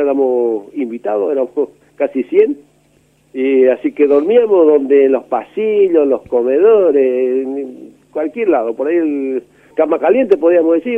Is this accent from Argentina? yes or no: yes; Ituzaingó, Corrientes, Argentina; Yo nací en Ituzaingó, provincia de Corrientes.